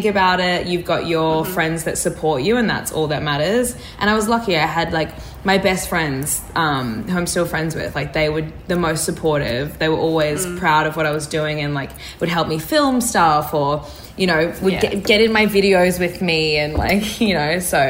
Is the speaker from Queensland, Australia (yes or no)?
yes; Brisbane, Queensland, Australia; I growing up in Brisbane